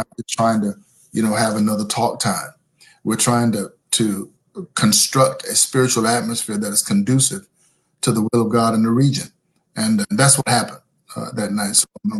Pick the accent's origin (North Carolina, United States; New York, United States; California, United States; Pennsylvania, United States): North Carolina, United States; moved away as an adult; now in San Antonio, United States; I wasn't born and raised here. I'm a North Carolina country boy. There were 500 living things in my hometown.